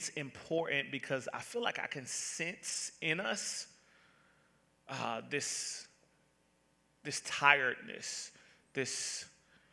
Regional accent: Atlanta, Georgia, United States; Now, I'm from the South. I am from born and raised Atlanta, Georgia.

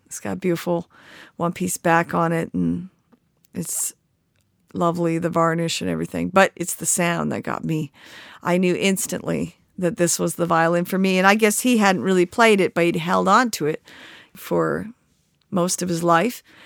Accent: Victoria, British Columbia, Canada; now in Galax, United States; I grew up in British Columbia, just a couple blocks from the ocean

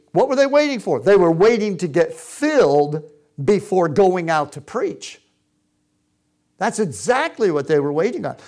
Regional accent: Boston, Massachusetts, United States; also born or lived in Würzburg, Germany; we grew up in Boston

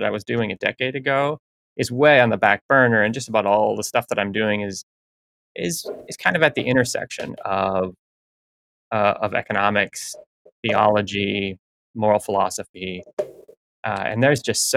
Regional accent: Minnesota, United States; moved away as an adult; now in Michigan, United States; I grew up in Minnesota. I'm working in Michigan now.

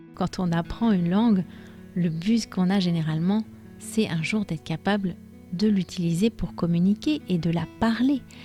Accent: France; je suis française

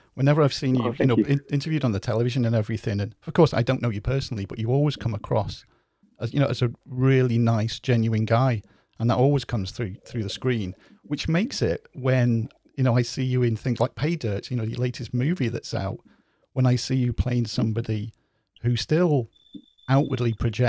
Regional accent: Cheshire, North West England, United Kingdom; now in Wales, United Kingdom; I was born in Cheshire, but I live in Wales

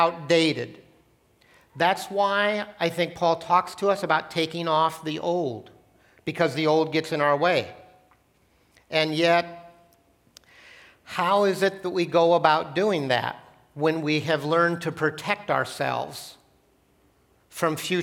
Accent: Portland, Oregon, United States; also born or lived in Gresham, Oregon; When I was in third grade, I grew up in Portland. My parents decided that the city of Portland, urban Portland, was too dangerous to grow up in, so we moved out to the country

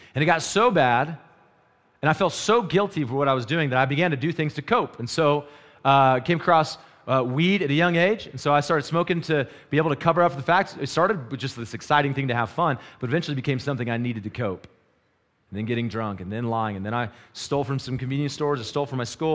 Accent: North Carolina, United States; moved away as an adult; now in Wyoming, United States; when I moved to Wyoming, I moved from North Carolina

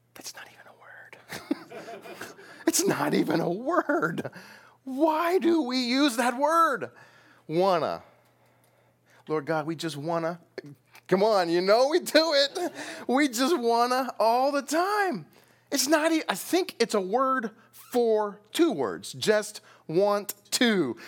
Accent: United States; we as American evangelicals

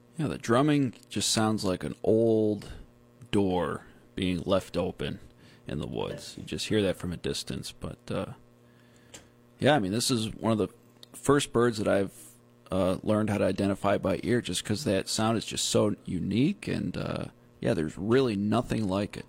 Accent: Whitesboro, New York, United States; moved away; also born or lived in Syracuse, New York; Utica area, Whitesboro, village of Whitesboro. All right, my hometown.

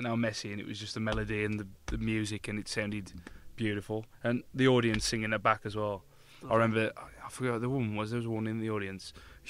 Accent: Black Country, West Midlands, United Kingdom; We're from the Black Country.

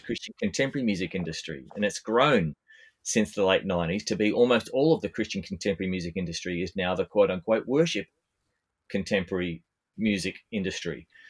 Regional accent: Australia; I'm I'm an Australian bass player

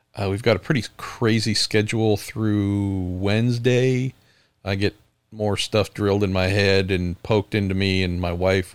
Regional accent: San Francisco Bay Area, California, United States; born and raised in the San Francisco Bay Area, where rainbow flags are seen almost as often as any other flag

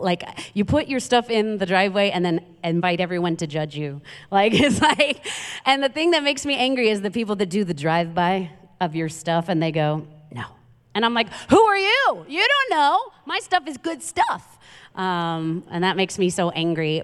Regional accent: New York City, New York, United States; moved away; I'm from Queens, New York

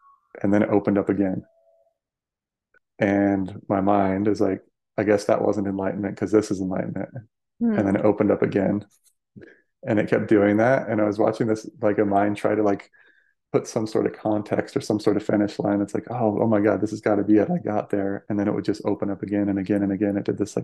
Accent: Denver, Colorado, United States; moved away as an adult; now in Sedona, United States; I grew up in Colorado, like Denver area

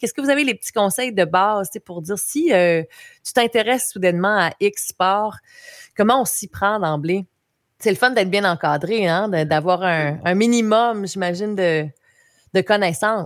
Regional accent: Baie des Chaleurs, Quebec, Canada; depuis que je suis revenue en Gaspésie, moi je viens de la baie des Chaleurs

